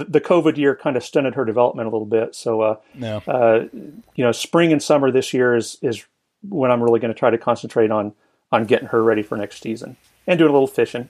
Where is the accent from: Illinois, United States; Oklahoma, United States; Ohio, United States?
Oklahoma, United States; Norman; now in Woodward, United States; I grew up in Norman, Oklahoma, which is in the central part of Oklahoma in a suburban environment